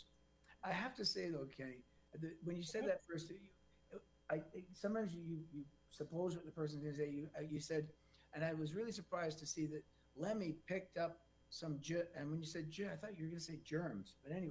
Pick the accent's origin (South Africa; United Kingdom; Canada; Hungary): Canada; a Canadian